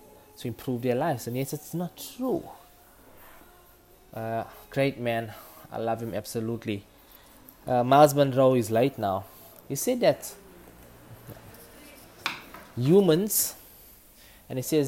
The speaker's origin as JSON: {"language": "English", "town": "Durban", "region": "KwaZulu-Natal", "country": "South Africa", "accent": "Durban", "said": "my authentic Durban accent"}